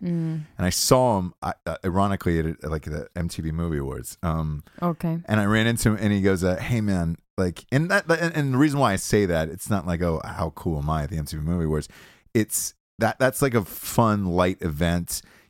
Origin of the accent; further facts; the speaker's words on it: Georgia, United States; And especially, I'm from Georgia, so it was like, right, all right, cool.